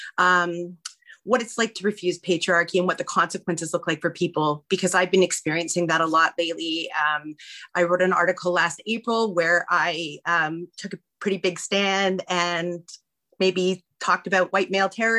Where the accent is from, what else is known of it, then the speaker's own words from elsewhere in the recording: Northern Alberta, Canada; I am Cree from Northern Alberta